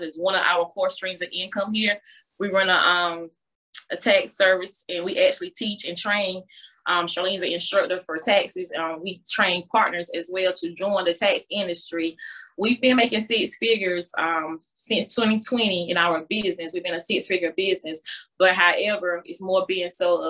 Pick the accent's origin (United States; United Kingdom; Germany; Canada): United States; Duplin County, North Carolina; now in Fayetteville, United States; we both are small town girls. I'm from Worth, Duplin County, North Carolina, but I reside in Fayetteville